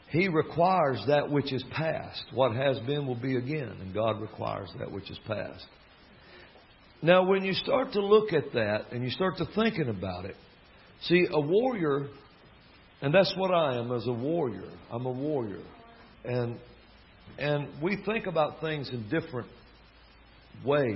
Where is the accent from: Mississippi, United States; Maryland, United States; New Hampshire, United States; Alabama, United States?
Alabama, United States; accent: southern drawl; I'm from Alabama